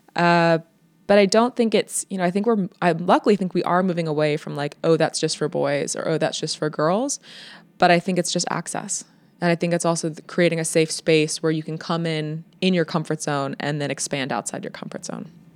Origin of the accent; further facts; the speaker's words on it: United States; moved away as an adult; now in Netherlands; I'm from the States